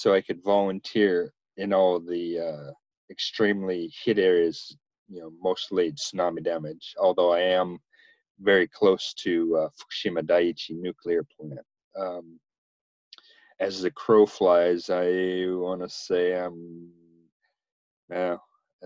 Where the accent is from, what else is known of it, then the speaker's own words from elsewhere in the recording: Washington, United States; moved away as an adult; also born or lived in Spokane, Washington; now in Japan; I'm from a little tiny town about halfway between Spokane and the Canadian border